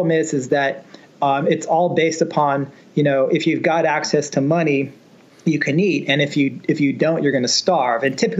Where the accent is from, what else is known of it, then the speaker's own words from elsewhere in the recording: San Francisco Bay Area, California, United States; I grew up in the San Francisco Bay Area